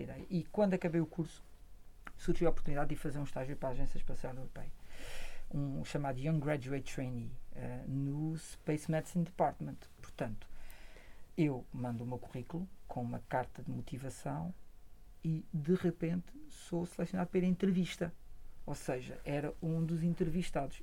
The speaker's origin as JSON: {"language": "Portuguese", "town": "Coimbra", "region": "Centro", "country": "Portugal", "tie": "born or raised there", "said": "eu cresci em Coimbra"}